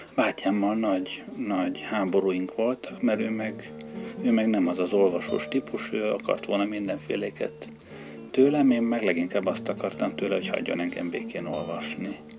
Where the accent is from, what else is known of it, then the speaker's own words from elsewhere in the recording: Budapest, Hungary; tősgyökeres Pesti gyerek vagyok, sok generációra visszamenőleg, úgyhogy én nekem Budához már térkép kell, Pesten vagyok otthon